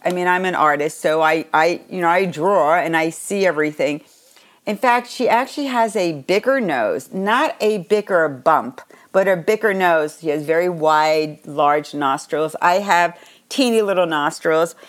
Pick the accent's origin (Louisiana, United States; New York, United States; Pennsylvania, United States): New York, United States; Long Island; where I grew up on Long Island